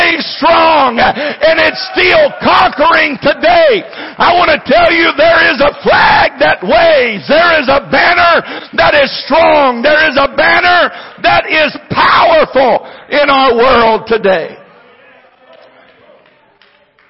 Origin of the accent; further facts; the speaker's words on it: United States; I'm an American